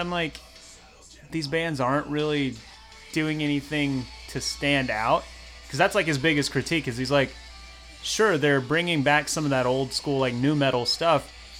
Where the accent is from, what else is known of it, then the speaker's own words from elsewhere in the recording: Australia; We're from Australia, Cynthia.